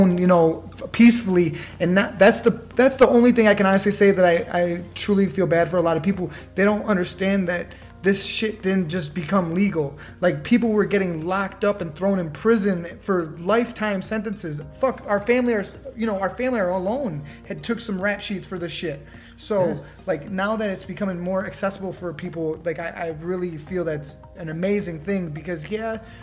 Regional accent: Michigan, United States; we're both from Michigan

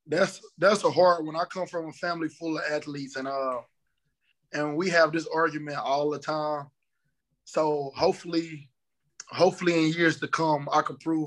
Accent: Orange, Texas, United States; moved away as an adult; now in Memphis, United States; I'm from Orange, Texas, 409 Texas, right on the Texas-Louisiana border.

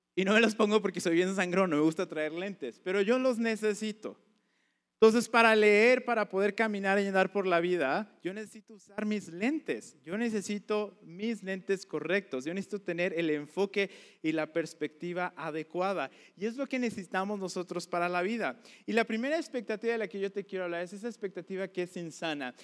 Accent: Veracruz, Mexico; moved away as an adult; now in Puebla, Mexico; yo nací en, en Puebla y mis papás venían a esta iglesia y estuve aquí hasta como los cinco años y de ahí nos mudamos al puerto de Veracruz

